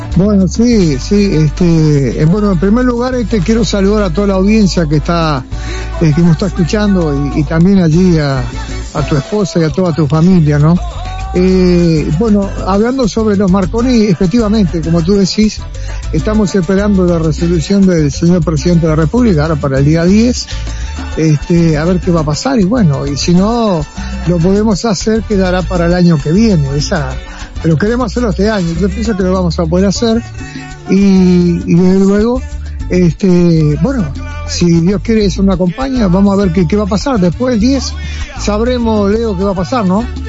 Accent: Uruguay; somos todos uruguayos

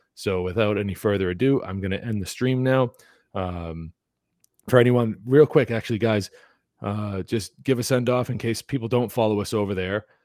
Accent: New England, United States; growing up in New England

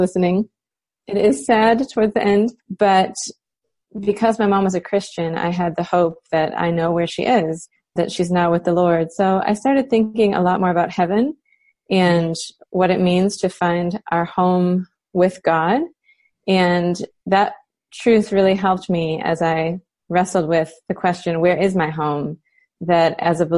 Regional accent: United States; moved away as an adult; also born or lived in Cape Town, South Africa / Michigan; living as an American in a foreign country

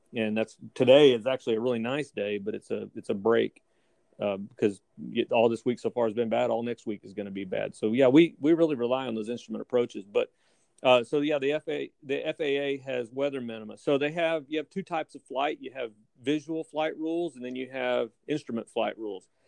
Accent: Fort Worth, Texas, United States; also born or lived in Houston, Texas / Waco, Texas / Tyler, Texas; now in Rockport, United States; I actually grew up in Fort Worth. I was born in Fort Worth, and we moved around the state a little bit

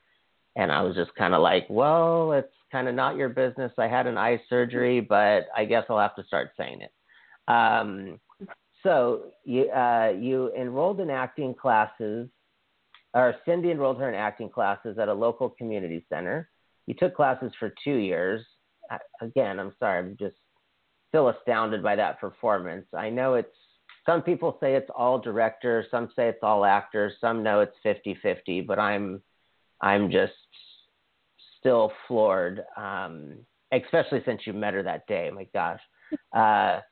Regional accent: Hawaii, United States; I'm from Hawaii, and Dwayne Johnson is from the island I went to high school on

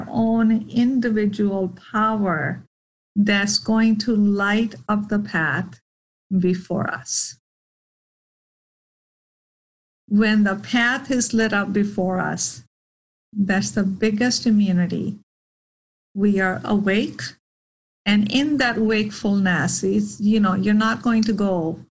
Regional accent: India; moved away; My birthdays were never a big deal growing up in India

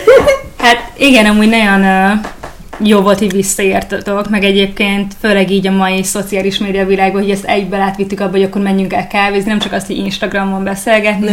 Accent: Hungary; also born or lived in Germany; Németországban születtem, és akkor uh, pici koromban költöztünk ide Magyarországra

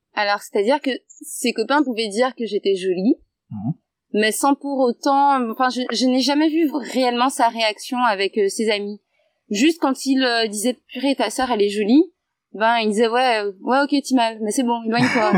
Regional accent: Guadeloupe

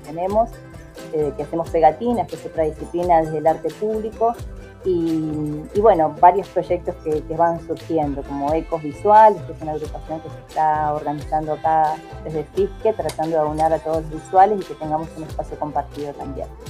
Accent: Viedma, Río Negro, Argentina; moved away as an adult; also born or lived in Fiske Menuco (General Roca), Río Negro; now in General Roca, Argentina; soy allá de Vierma, de la comarca Vierma Patagones

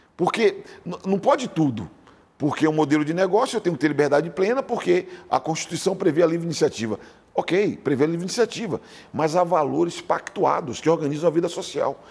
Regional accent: Salvador, Bahia, Brazil; now in São Paulo, Brazil; eu sou sotero paulistano

